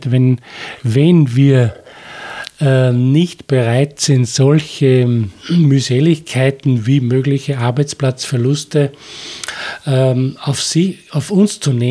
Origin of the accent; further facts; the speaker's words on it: Upper Austria, Austria; oder auch bei uns im Mühlviertel und in Österreich.